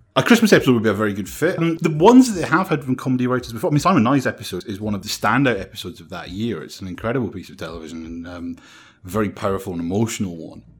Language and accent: English; Scotland, United Kingdom; being Scottish